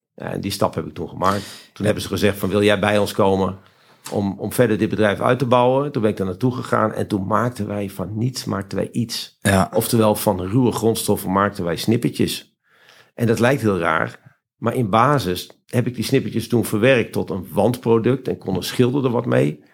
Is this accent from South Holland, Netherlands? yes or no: no; Friesland, Netherlands; ik ben geboren en getogen in Friesland